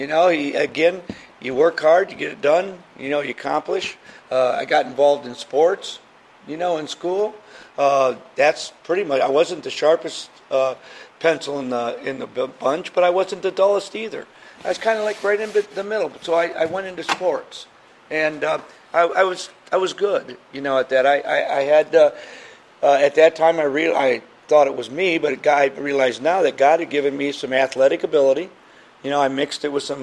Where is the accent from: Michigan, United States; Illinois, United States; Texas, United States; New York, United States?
Michigan, United States; back in the 50s when you grew up, you had neighborhoods. I'm from Michigan, and there was no fences, so we would all meet in the backyards.